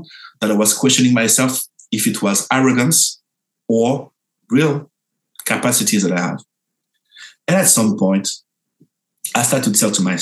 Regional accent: France; I'm from France

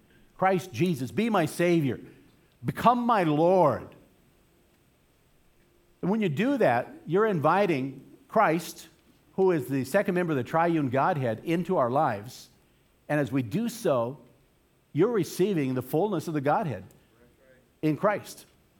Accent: Boston, Massachusetts, United States; Trust me, I'm coming from Boston, so I know what I'm talking about, okay?

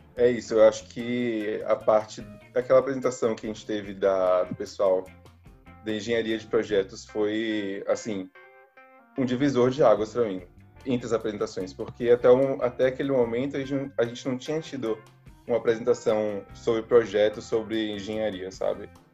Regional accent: Salvador, Bahia, Brazil; moved away as an adult; now in Rio de Janeiro, Brazil; eu sou de Salvador

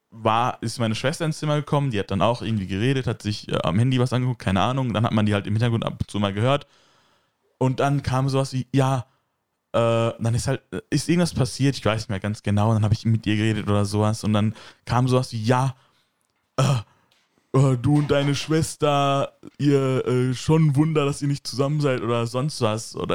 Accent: Turkey; ja, aber ich bin auch Türke und so, Deutsche machen das auch.

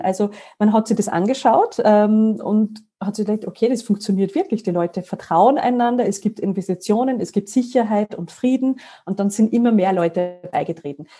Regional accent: Salzburg mountains, Austria; moved away as an adult; also born or lived in Paris / Brussels; Ich komme ursprünglich aus Salzburg, aus den Salzburger Bergen. Und äh, warum erwähne ich das? Weil ich bin in einer Frühstückspension aufgewachsen

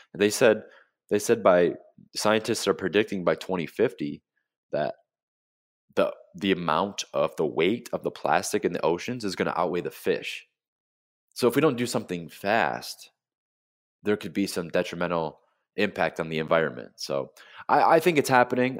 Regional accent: Flint, Michigan, United States; moved away as an adult; now in South Florida, United States; I'm from Flint, Michigan. I grew up in the Midwest

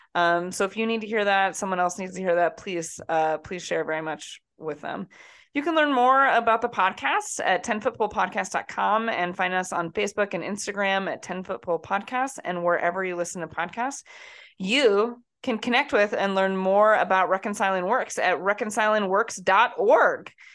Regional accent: Iowa, United States; moved away; also born or lived in New Jersey; from Iowa

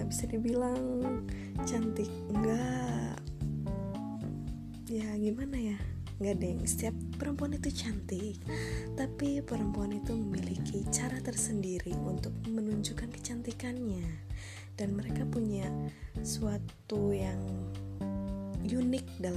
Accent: Bandung, West Java, Indonesia; dan gue berasal

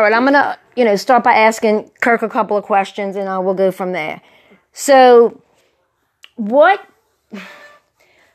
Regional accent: River Ridge, Louisiana, United States; we grew up in River Ridge

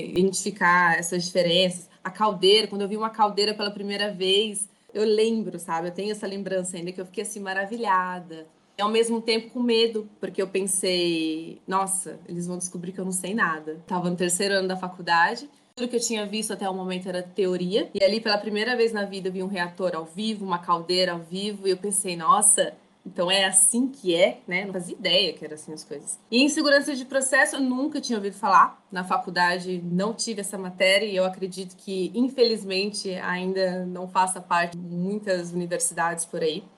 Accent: Mogi das Cruzes, São Paulo, Brazil; moved away as an adult; also born or lived in Barueri, Brazil / Vitória, Espírito Santo, Brazil; now in Paulínia, Brazil; Eu sou natural de Mogi das Cruzes, que fica ali na Grande Paulo, fica a 40 minutos ali de São Paulo, capital

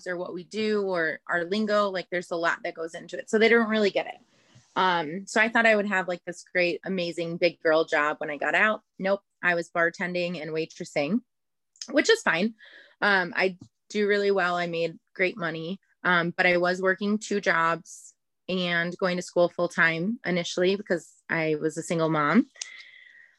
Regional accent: Chicago, Illinois, United States; moved away as an adult; I'm from Chicago

